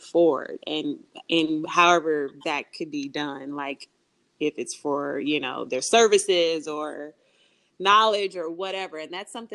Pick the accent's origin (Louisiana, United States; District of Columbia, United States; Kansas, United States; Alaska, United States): Kansas, United States; Kansas City; moved away as an adult; now in Los Angeles, United States; Kansas City, Kansas. Yeah, I'm a Midwestern girl.